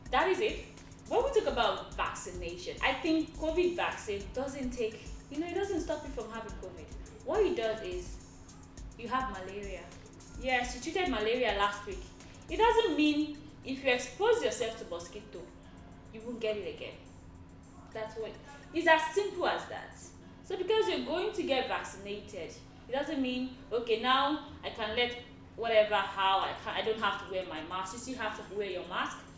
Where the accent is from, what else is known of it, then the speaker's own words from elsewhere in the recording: Nigeria; I am a Nigerian lady who knows someone that knows someone, and that person is a friend of another. In Nigeria, everybody knows somebody.